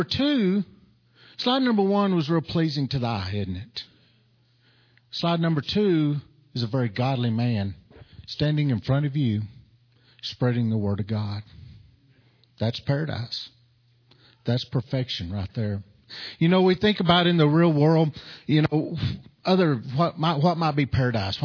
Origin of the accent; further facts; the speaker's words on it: New Mexico, United States; from New Mexico